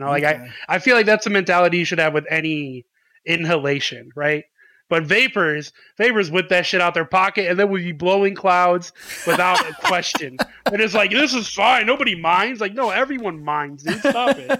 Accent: United States; I'm American.

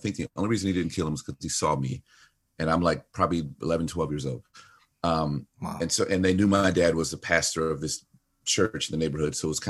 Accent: Chicago, Illinois, United States; I grew up, well, you know, I was born in Chicago. I was born to a guy who owned a bar, you know, and then my mom, after I was born, married an AME pastor, and AME is African Methodist Episcopal.

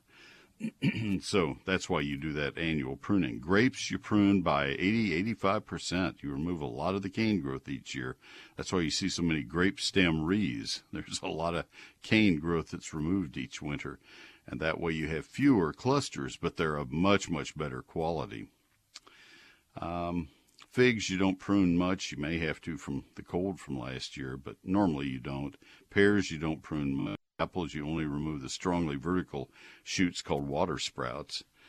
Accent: College Station, Texas, United States; also born or lived in Bryan, Texas; I grew up in Bryan, uh, well, in College Station, so I'm familiar with Brazos County soils

